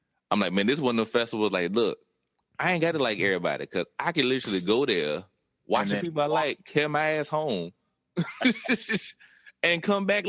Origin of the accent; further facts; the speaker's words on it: Virginia, United States; moved away; I'm from Virginia